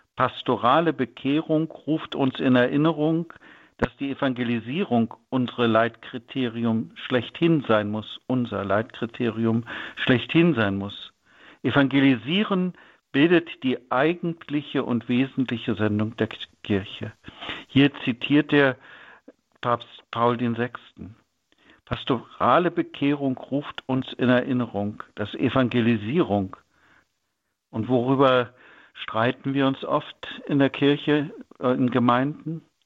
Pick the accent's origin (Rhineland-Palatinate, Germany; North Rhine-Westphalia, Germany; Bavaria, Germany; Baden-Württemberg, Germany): North Rhine-Westphalia, Germany; bei uns in Nordrhein-Westfalen